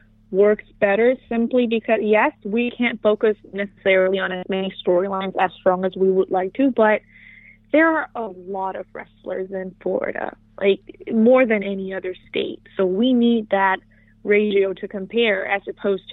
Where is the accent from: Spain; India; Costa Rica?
Costa Rica; moved away; I got to wrestle in my home country, which is Costa Rica